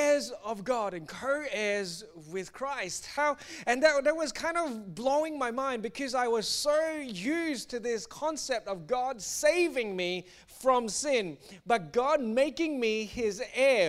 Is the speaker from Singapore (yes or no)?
yes; Singapore; I grew up in Singapore